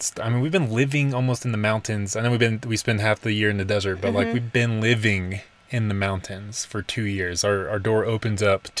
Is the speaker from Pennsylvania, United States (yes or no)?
no; Nashville, Tennessee, United States; moved away as an adult; now in Colorado, United States; we were born and raised in Nashville, and that's where all of our roots were, but we, like, consciously chose to move out to Colorado.